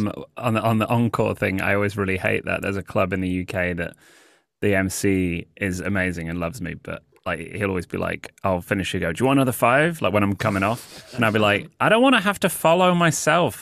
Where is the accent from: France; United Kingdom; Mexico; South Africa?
United Kingdom; moved away as an adult; also born or lived in Los Angeles; now in New York, United States; I'm British